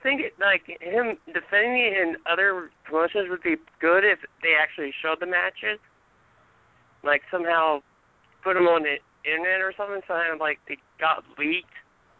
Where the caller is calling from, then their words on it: Maryland, United States; I'm calling from Maryland.